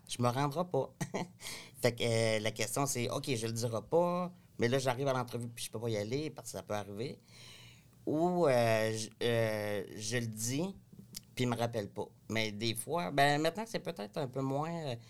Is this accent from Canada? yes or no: yes; Cabano, Quebec, Canada; now in Quebec City, Canada; je viens de la région, je viens pas de Québec. Donc, je viens d'un petit village qui s'appelle Cabano.